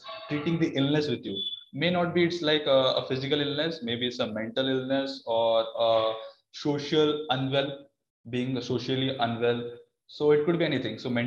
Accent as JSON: {"language": "English", "town": "Berhampur", "region": "Odisha", "country": "India", "moved": "yes", "said": "I hail from Barampur, Odisha"}